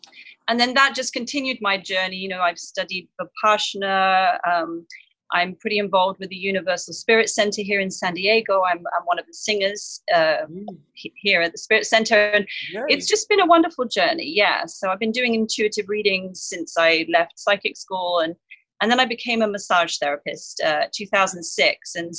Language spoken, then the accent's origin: English; England, United Kingdom; I had a lot of insecurities growing up in England